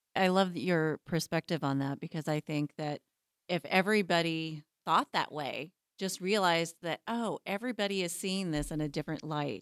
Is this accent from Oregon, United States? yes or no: no; Abilene, Kansas, United States; growing up as a white girl in Abilene, Kansas